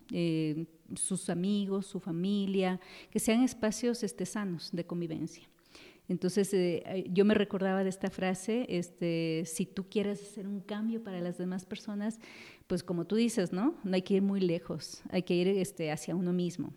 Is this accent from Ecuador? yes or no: yes; Quito, Pichincha, Ecuador; moved away as an adult; now in Mexico; yo soy de Ecuador, de Quito